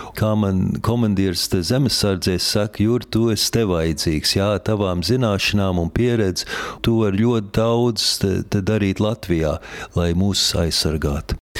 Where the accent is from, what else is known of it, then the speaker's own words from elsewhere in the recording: New York, United States; now in Latvia; es dzimu sauc Amerikā, tieši Ņujorkā, Bronxā.